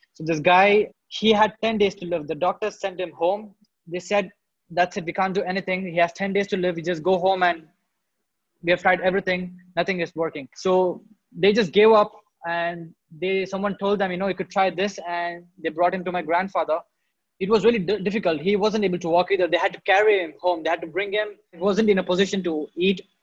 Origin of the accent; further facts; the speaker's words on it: India; in India, I was born and brought up in a town which is a small town.